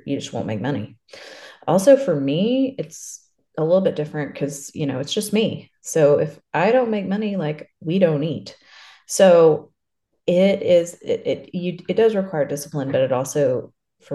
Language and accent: English; Lubbock, Texas, United States; I'm from Lubbock